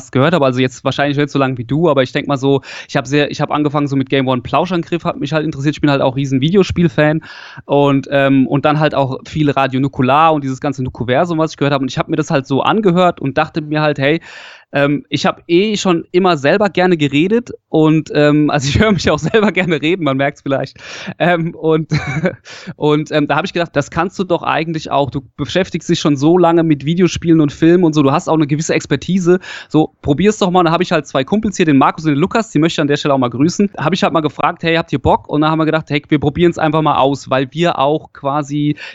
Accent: Hesse, Germany; Ich komme so aus der Nähe von äh, Darmstadt oder mittlerweile kann man ja sagen, Heppenheim kennt man ja wegen Vettel oder sowas. Das kennt man ja mittlerweile so. Also ich komme Südhessen.

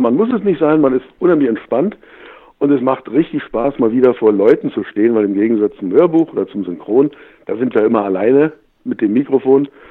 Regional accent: Germany; geboren bin ich in der DDR

